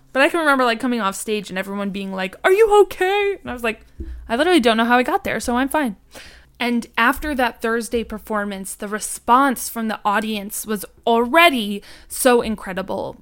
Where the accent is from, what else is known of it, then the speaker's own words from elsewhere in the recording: Harrison, New York, United States; I am from Harrison, New York. So I live just a forty-five minute train ride away from New York City